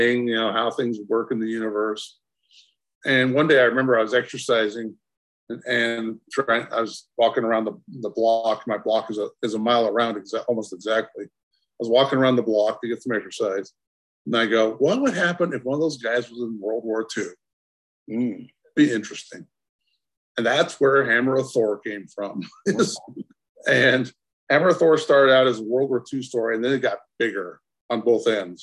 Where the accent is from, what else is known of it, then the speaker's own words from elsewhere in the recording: Southeast Idaho, United States; also born or lived in California; I lived in Southeast Idaho